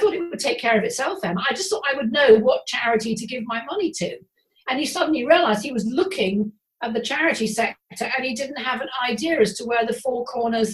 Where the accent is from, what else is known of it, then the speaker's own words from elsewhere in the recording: England, United Kingdom; we're English